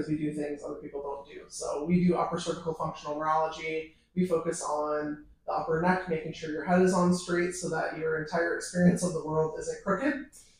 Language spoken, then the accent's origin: English; Sterling, Illinois, United States; moved away as an adult; now in St. Petersburg, United States; I'm from Sterling, Illinois, rural America, 2 hours west of Chicago